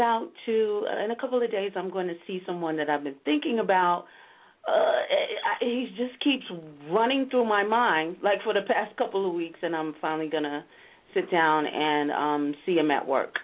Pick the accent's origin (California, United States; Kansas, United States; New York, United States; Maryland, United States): New York, United States; I'm from New York